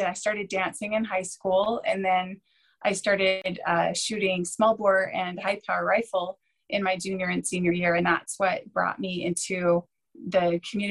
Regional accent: Utah, United States; I was born and raised here in Utah

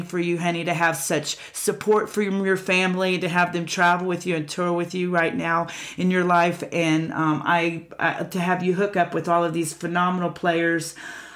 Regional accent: Pensacola Beach, Florida, United States; I grew up in Pensacola Beach

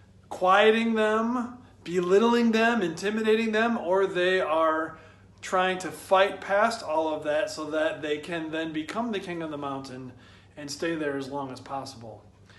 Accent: Michigan, United States; When I was a kid, growing up in Michigan

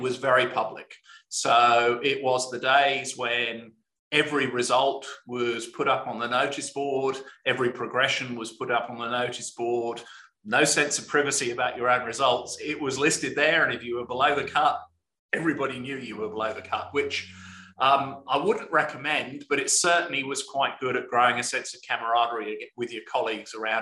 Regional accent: Hampshire, South East England, United Kingdom; moved away as an adult; also born or lived in South Wales / Leeds / New Zealand; now in Australia; I was born in South Wales, but spent most of my childhood in Hampshire

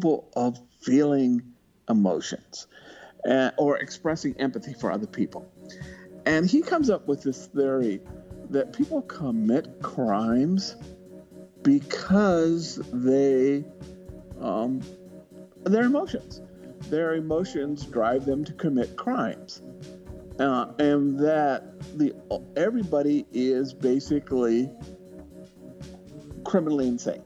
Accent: California, United States; moved away; I grew up in the California area.

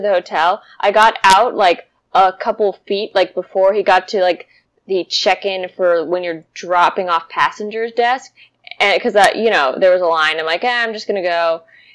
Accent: Anaheim, California, United States; moved away; there's the beach there, like Hawaii. And I grew up there

